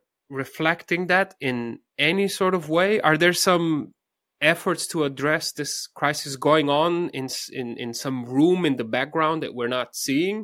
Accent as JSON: {"language": "English", "country": "Slovenia", "said": "my home country of Slovenia"}